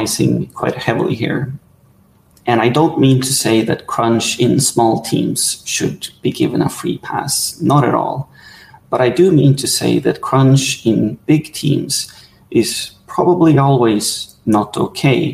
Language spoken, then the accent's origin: English; Sweden; I'm from Sweden